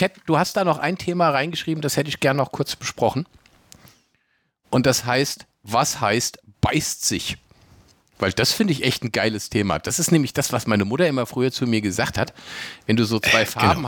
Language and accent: German; Germany; bei uns in Deutschland